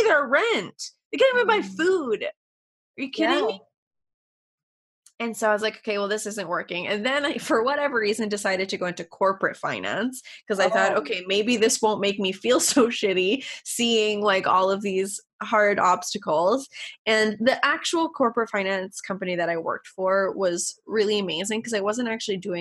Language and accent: English; Canada; I'm Canadian, so college and university are a little bit different here